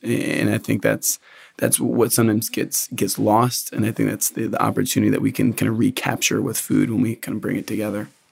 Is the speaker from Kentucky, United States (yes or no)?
yes; Lexington, Kentucky, United States; I'm from Central Kentucky, from Lexington, actually